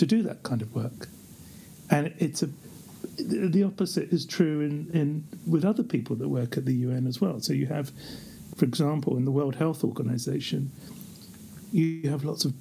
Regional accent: London, United Kingdom; moved away as an adult; now in Geneva, Switzerland; I grew up in the East End of London

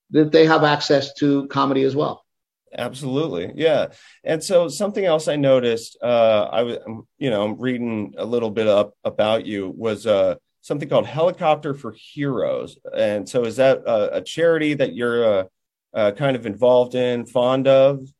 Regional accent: Texas, United States; I'm a Texan, you know, so for us here

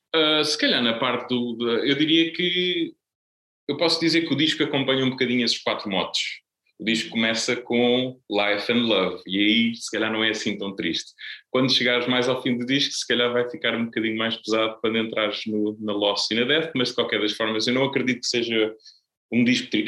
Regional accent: Setúbal, Portugal; also born or lived in Azeitão; eu ainda vivia na casa dos meus pais em Azeitão, porque eu sou de Setúbal, mas só vivo cá há relativamente pouco tempo

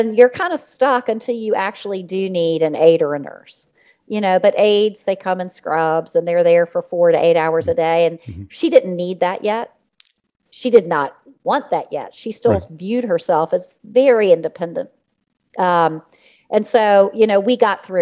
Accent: Richmond, Virginia, United States; I was born and raised in Richmond, Virginia

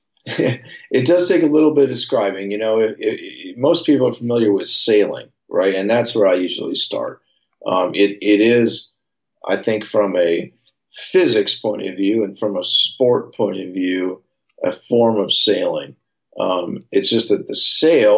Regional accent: San Francisco, California, United States; I grew up right here in San Francisco. I was born and raised. I'm a San Francisco native

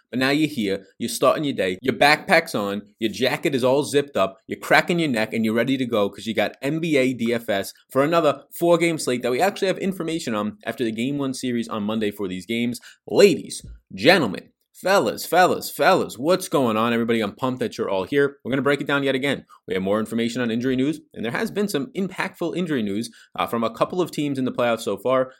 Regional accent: New York City, New York, United States; accent: New York; my New York accent does come out, as I was born and raised in Staten Island, New York, parents from Brooklyn, New York.

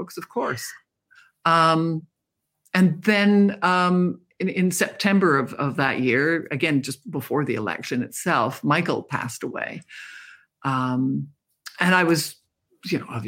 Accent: Canada; I'm a Canadian.

